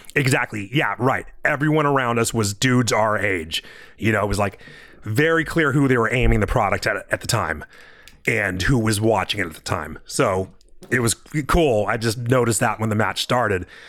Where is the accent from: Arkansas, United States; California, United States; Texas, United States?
California, United States; I'm from California